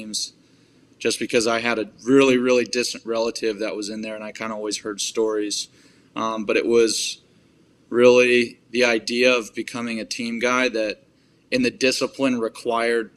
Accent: Tampa, Florida, United States; I grew up in Tampa, Florida, and I was raised by a single mother

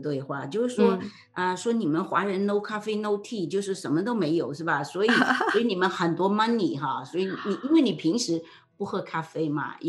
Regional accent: China; 租的房在我们中国人传统中，租的房子你怎么会去装修呢？

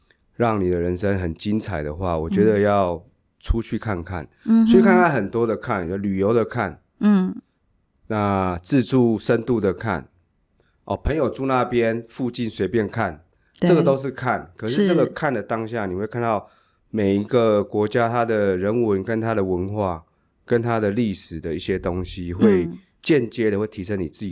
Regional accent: Hsinchu County, Taiwan; moved away; 因为我是新竹县出生的。嗯，对，我想要从自己的家乡出发。

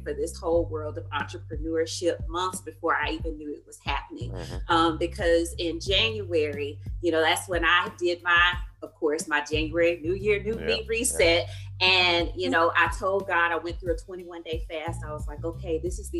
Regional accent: Florence, Alabama, United States; now in Dallas, United States; born and raised in Florence, Alabama, currently living in Dallas, Texas

